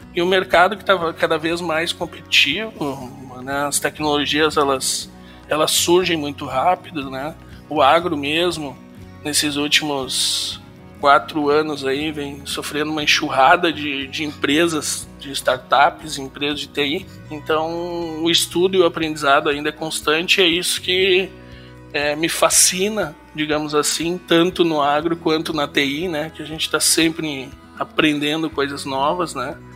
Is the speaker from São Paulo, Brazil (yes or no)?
no; Santa Maria, Rio Grande do Sul, Brazil; now in Sapiranga, Brazil; sou nascido em Santa Maria e aos 15 anos, em 95, 1995, nós nos mudamos de Santa Maria para Sapiranga, aqui no Rio Grande do Sul